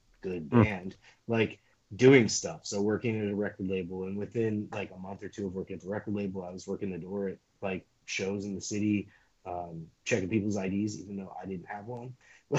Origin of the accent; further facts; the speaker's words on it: Boston, Massachusetts, United States; also born or lived in San Diego; now in San Francisco, United States; I grew up in Boston and then lived in San Diego for a while